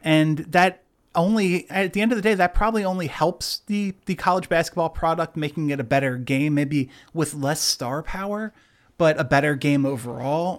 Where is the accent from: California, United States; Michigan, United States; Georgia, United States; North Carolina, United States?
California, United States; I was born in California